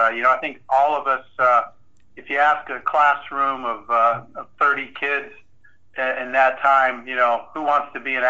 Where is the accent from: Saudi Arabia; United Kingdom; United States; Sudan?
Saudi Arabia; moved away; I was growing up in Saudi Arabia, so I wasn't watching Jackie Gleason.